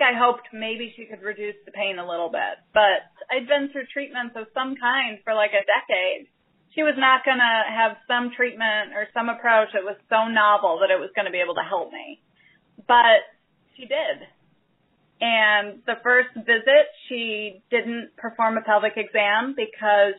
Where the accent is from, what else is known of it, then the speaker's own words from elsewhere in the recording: Chicago, Illinois, United States; moved away as an adult; also born or lived in Albuquerque; now in Chicago, United States; we were moving back to Chicago, my hometown